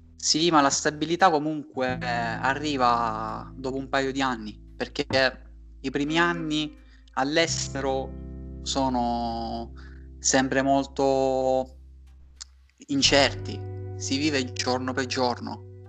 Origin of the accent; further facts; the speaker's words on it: Catania, Sicily, Italy; moved away as an adult; now in Berlin, Germany; vengo da Catania, attualmente mi trovo a Berlino da sette anni all'incirca